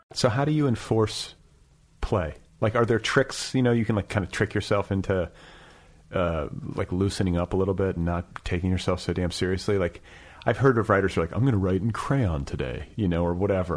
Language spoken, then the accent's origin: English; Indiana, United States; I'm also a guy from Indiana